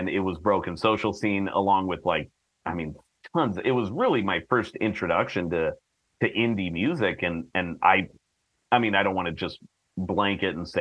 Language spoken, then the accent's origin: English; Portland, Oregon, United States; moved away as an adult; now in Los Angeles, United States; I'm from Portland, but I moved to L.A., about 15 years ago. And when I moved here, I was about 23